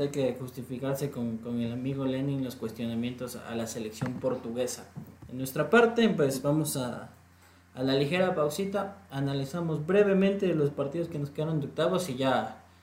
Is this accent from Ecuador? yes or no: yes; Ecuador; creo que demostró lo que para nosotros como selección ecuatoriana de fútbol nos falta ante Senegal